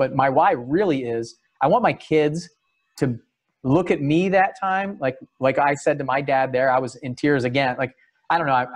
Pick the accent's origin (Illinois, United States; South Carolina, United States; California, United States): California, United States; San Diego; I was born in San Diego